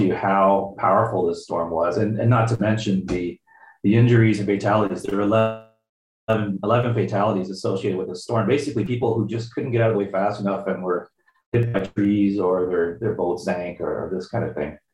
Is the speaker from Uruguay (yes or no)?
no; Windsor, Ontario, Canada; moved away; I'm from Windsor originally and have family there